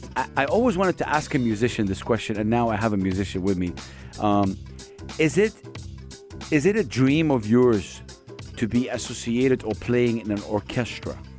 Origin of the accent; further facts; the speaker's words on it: Jeddah, Makkah Province, Saudi Arabia; now in United Arab Emirates; my hometown, Jeddah